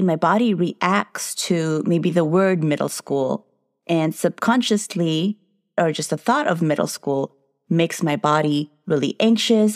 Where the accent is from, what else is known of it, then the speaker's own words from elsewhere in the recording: United States; I'm a Filipino-American entrepreneur psychotherapist